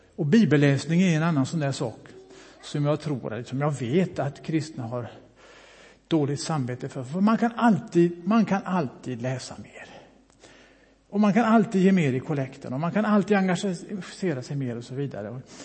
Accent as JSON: {"language": "Swedish", "area": "Bohuslän", "region": "Västra Götaland", "country": "Sweden", "also_born_or_lived": "Mölndal", "moved": "yes", "said": "Jag är ju bohuslänning, kommer uppifrån Brasta"}